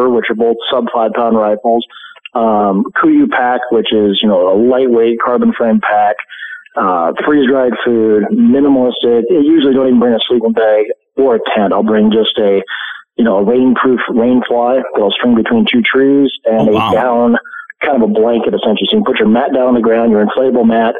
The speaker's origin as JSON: {"language": "English", "region": "Montana", "country": "United States", "tie": "born or raised there", "said": "Montana, my home state, is like 34, 36 million acres"}